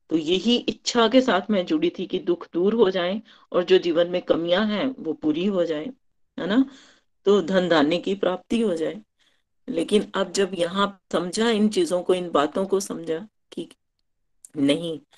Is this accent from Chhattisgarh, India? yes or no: no; Chamba, Himachal Pradesh, India; चंबा से हूँ